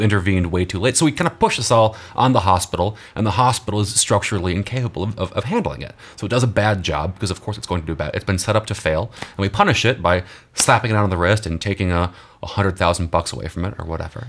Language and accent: English; Texas, United States; my home state of Texas